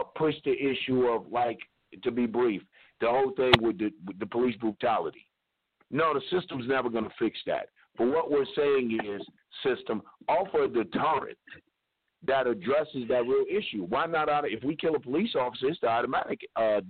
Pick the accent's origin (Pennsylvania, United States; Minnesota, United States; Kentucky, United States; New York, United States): Kentucky, United States; Louisville; moved away; I'm from Louisville. You know, I'm originally a Kentuckian